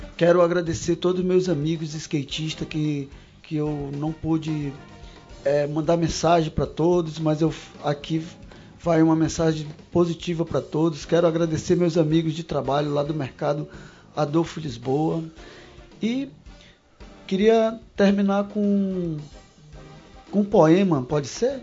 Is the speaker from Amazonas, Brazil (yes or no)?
yes; Fonte Boa, Amazonas, Brazil; now in Manaus, Brazil; são histórias lá do interior onde eu nasci, são, tem histórias ribeirinhas